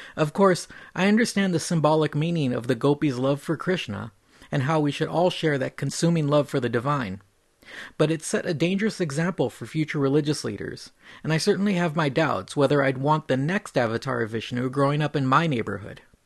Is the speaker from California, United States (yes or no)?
yes; California, United States; I grew up in California